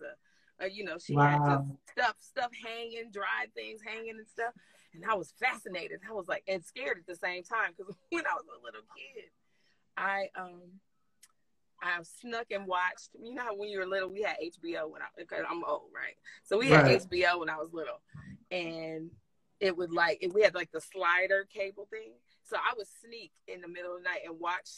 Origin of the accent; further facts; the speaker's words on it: Canton, Ohio, United States; I grew up in Canton, Ohio, small town, Ohio